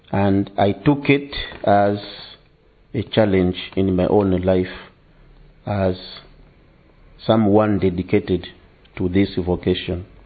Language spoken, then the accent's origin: English; DR Congo; English is a second language; now in England; I come from Congo and I've been uh, working as a priest for the last 10 years.